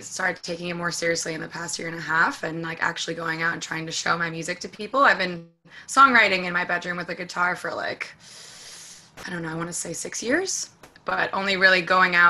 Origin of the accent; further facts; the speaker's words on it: New York City, New York, United States; I live in Washington Heights, I grew up here